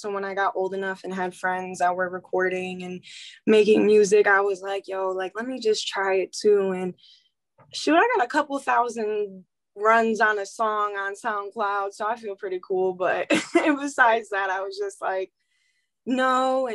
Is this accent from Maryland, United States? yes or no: no; Milwaukee, Wisconsin, United States; moved away; also born or lived in Menomonee Falls, Wisconsin / Franklin, Wisconsin; I was born in like Menominee Falls, I think, but I lived in Milwaukee my whole life